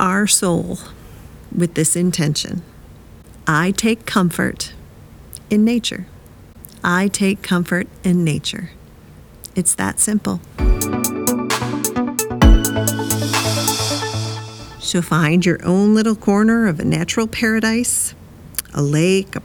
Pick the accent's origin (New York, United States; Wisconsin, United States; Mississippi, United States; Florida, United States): Wisconsin, United States; moved away; also born or lived in Nashville; I grew up in Wisconsin